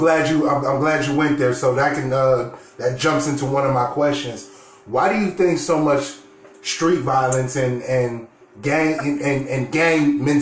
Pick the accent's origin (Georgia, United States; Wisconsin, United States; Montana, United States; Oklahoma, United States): Wisconsin, United States; Milwaukee; Shout out to Milwaukee, my hometown.